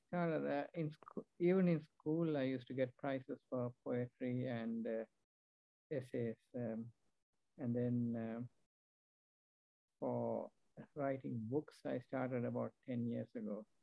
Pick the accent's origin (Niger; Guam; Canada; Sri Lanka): Sri Lanka; also born or lived in England / New Zealand / Australia; now in United States; right now I live in the US, uh, but uh, I'm originally from Sri Lanka. I have lived and worked in many countries, uh, including uh, England, uh, New Zealand